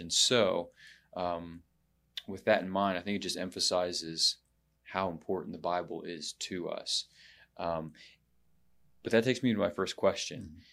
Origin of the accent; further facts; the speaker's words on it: United States; I've never lived outside of the country